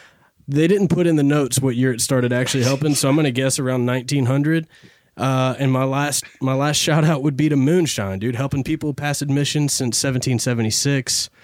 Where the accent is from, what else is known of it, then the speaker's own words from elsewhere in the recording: Nashville, Tennessee, United States; I was born and raised in Nashville, Tennessee, as well as my two other guests today.